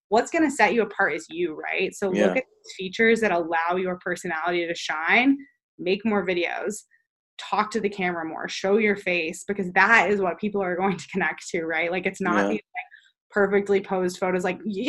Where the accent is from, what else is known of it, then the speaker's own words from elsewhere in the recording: Texas, United States; I'm from Texas, I'm moved around a lot, I live a little bit more of a different lifestyle than other people